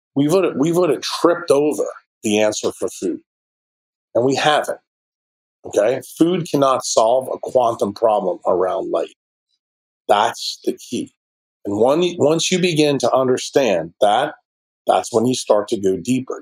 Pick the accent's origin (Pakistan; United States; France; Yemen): United States; New York City, New York; in my hometown in New York City